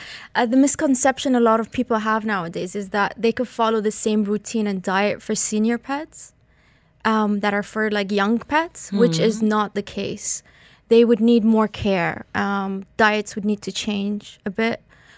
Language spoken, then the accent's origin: English; Iran; now in Dubai, United Arab Emirates; Hi, I'm originally Iranian, but I've been in Dubai for over 36 years.